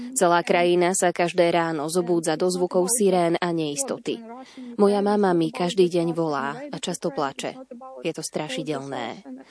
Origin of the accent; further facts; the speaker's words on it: Ivano-Frankivsk, Ivano-Frankivsk Oblast, Ukraine; Som z Ivano-Frankovska, mesta na západe krajiny, ktoré leží iba 130 kilometrov od hranice s Poľskom.